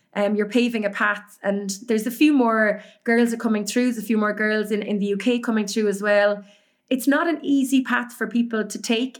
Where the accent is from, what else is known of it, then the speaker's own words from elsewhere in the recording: Cork, Munster, Ireland; moved away as an adult; also born or lived in Dublin / Galway; I was born in Cork.